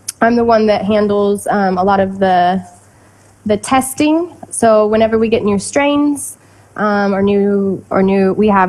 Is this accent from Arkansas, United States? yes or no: yes; Arkansas, United States; also born or lived in Kentucky; now in Barcelona, Spain; I was born in Kentucky, but I was raised in Arkansas